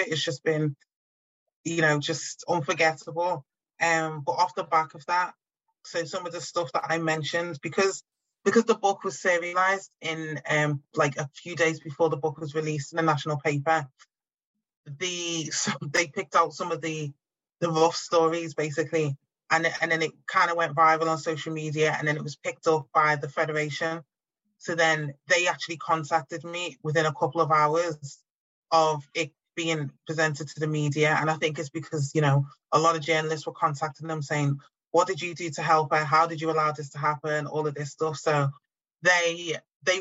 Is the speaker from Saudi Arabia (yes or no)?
no; Liverpool, North West England, United Kingdom; born or raised there